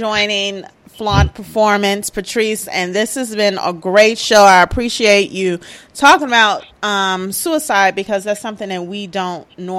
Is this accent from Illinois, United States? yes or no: yes; Chicago, Illinois, United States; You can tell by what's the violence that's going on in Chicago. I'm from Chicago.